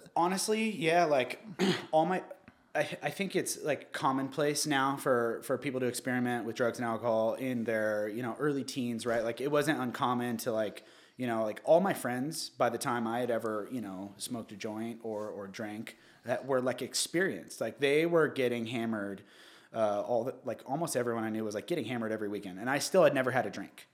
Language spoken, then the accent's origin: English; Newport Beach, California, United States; also born or lived in Santa Ana / Costa Mesa; I was born at Hogue Hospital in Newport. I was raised, um, Santa Ana, uh, Costa Mesa, Newport Beach eventually.